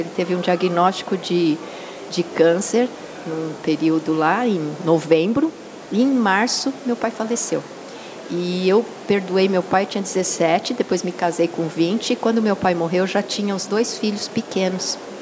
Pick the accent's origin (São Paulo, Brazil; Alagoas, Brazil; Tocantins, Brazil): São Paulo, Brazil; moved away as an adult; also born or lived in Pompéia, São Paulo; eu sou aqui de São Paulo, Massal também, mas nós mudamos com, muito cedo para o interior. E lá ficamos 23 anos pastoreando